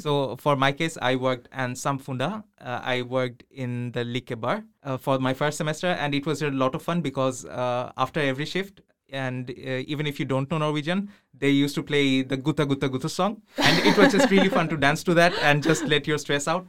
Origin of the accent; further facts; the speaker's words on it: Bangladesh; moved away as an adult; now in Trondheim, Norway; I'm from Bangladesh, so I'm also here doing my masters